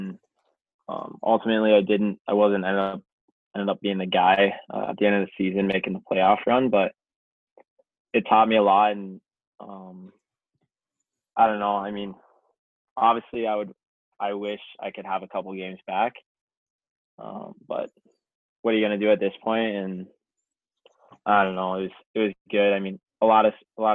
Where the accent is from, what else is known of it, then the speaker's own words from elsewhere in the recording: Ohio, United States; I'm from Ohio